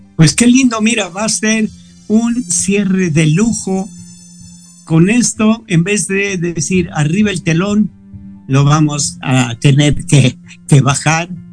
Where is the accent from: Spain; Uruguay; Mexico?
Mexico; Todos somos mexicanos